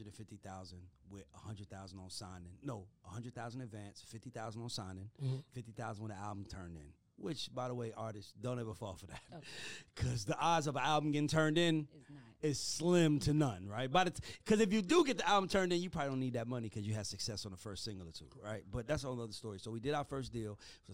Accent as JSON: {"language": "English", "town": "Atlanta", "region": "Georgia", "country": "United States", "tie": "born or raised there", "said": "I'm from Atlanta. I grew up an …."}